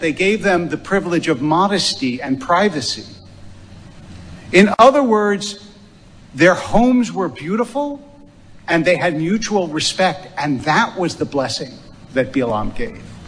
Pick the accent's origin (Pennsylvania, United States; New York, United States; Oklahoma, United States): Pennsylvania, United States; Philadelphia; I grew up in Philadelphia